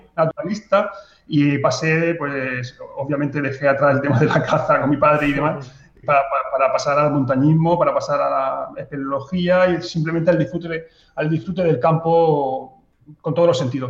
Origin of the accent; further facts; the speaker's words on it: Mazarrón, Region of Murcia, Spain; ha sido mi pueblo lo que me ha llevado a hacer fotos